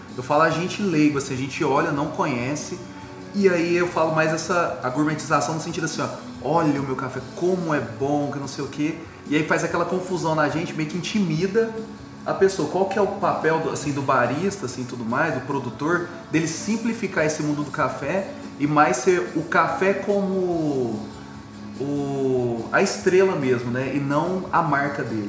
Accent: Franca, São Paulo, Brazil; nós de Franca assim, somos privilegiados por uma região tão rica

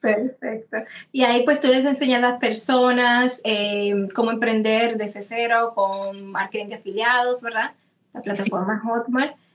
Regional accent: Dominican Republic; como en dominicano se dice gaguear

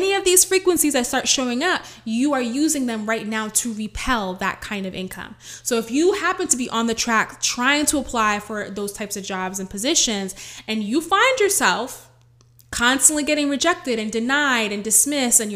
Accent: New York City, New York, United States; I'm the girl from the Bronx

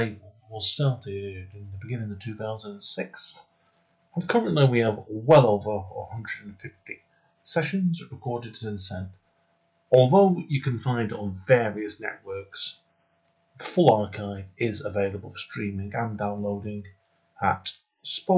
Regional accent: Stretford, North West England, United Kingdom; moved away as an adult; now in Denton, United Kingdom; I was born, and the first house I lived on was next to a place called the Chapel of Rest

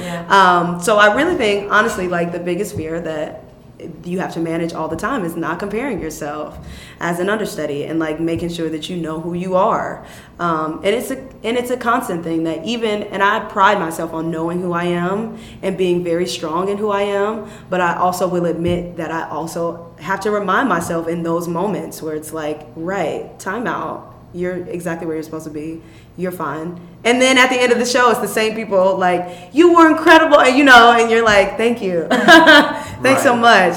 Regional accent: Chicago, Illinois, United States; I was raised in Chicago, young.

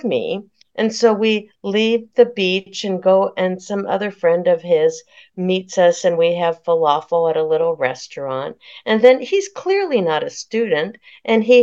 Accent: Palo Alto, California, United States; I was born in Palo Alto, suburb of San Francisco, where Stanford University is

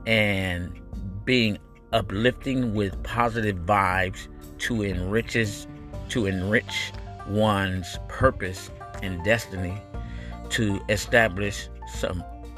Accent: San Jose, California, United States; also born or lived in Stockton, California; from the East Side San Jose 408, the originator of the SJ Rips. I was born in Stockton, California

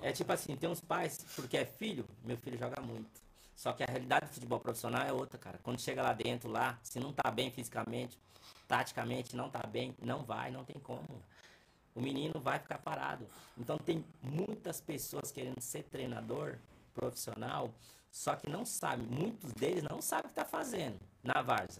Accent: São Paulo, Brazil; Vila Natal ali, ó, que eu sou dali, não sou de outros lugares, sou do Vila Natal ali

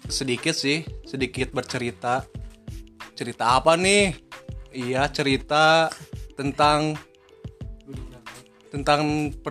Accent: Cibadak, West Java, Indonesia; Saya berasal dari Sukabumi, Cibadak, yang kalau tahu boleh boleh main

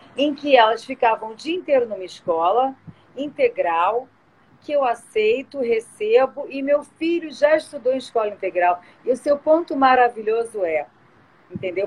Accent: Rio de Janeiro, Brazil; born or raised there; also born or lived in São Paulo

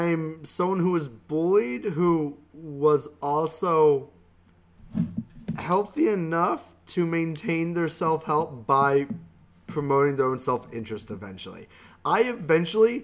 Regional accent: the South, United States; I was raised in the South with an identity that was very unique to someone in the South.

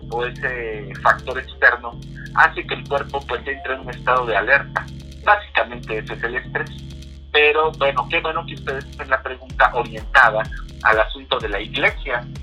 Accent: Mexico City, Mexico; born there; yo nací en la Ciudad de México, tengo 39 años

